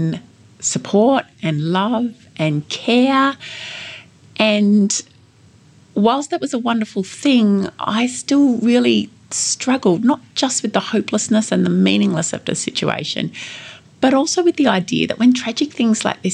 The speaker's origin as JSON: {"language": "English", "town": "Ballarat", "region": "Victoria", "country": "Australia", "tie": "born or raised there", "said": "here in my hometown of Ballarat"}